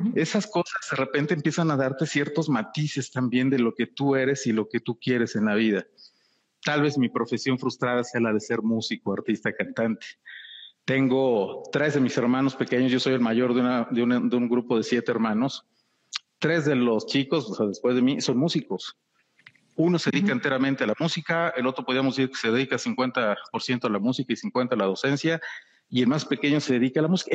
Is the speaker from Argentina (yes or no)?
no; Mexico; soy mexicano, amo mi país, amo mi tierra